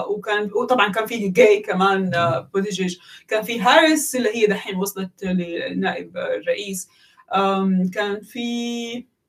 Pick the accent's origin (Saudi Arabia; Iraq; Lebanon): Saudi Arabia; Mecca, Makkah Province; انا واحده من مكه